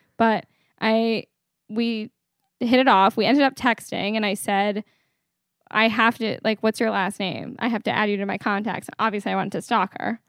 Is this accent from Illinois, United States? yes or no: no; Connecticut, United States; moved away as an adult; now in Kips Bay, New York, United States; I'm a year out of college. From Connecticut